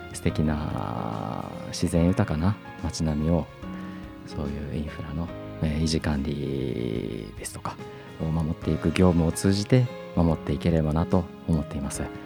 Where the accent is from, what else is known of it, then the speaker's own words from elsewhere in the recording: Sendai, Miyagi, Japan; 卒業と同時にですね地元の仙台市役所に入庁しました